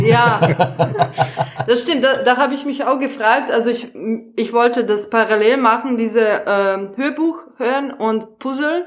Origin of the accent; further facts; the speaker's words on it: Serbia; German is a second language; moved away as an adult; now in Germany; ich komme ursprünglich aus Serbien